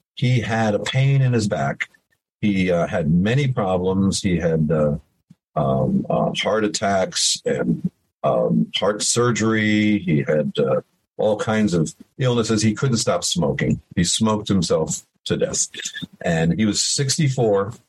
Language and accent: English; Middletown, New York, United States; also born or lived in Woodstock, New York; I grew up in Middletown, New York, which is about 40 minutes from where the Woodstock um, uh, festival happened